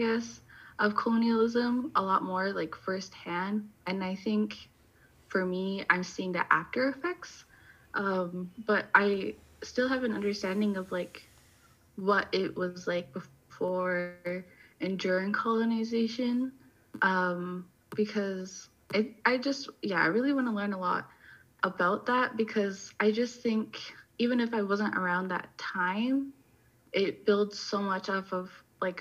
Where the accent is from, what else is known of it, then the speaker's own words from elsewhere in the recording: Iqaluit, Nunavut, Canada; I am from Iqaluit, Nunavut, and I met Kate up here in the north